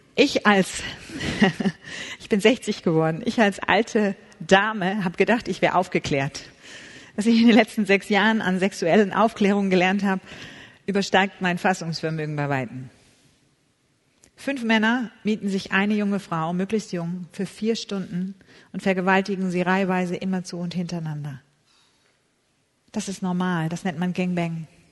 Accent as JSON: {"language": "German", "region": "Hamburg", "country": "Germany", "tie": "born or raised there", "said": "Ich komme aus der Stadt Hamburg, bin dort geboren"}